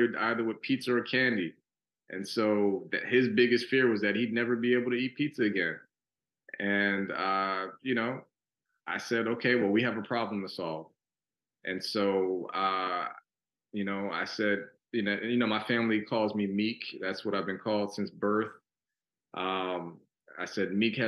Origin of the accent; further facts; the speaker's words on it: New York City, New York, United States; now in Houston, United States; growing up in New York City, I grew up in Brooklyn and the Bronx.